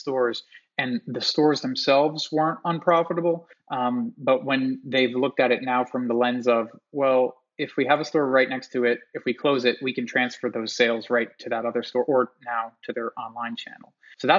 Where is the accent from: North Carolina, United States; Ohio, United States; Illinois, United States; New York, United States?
New York, United States; Long Island; growing up in Long Island, New York. The mall that I went to as a kid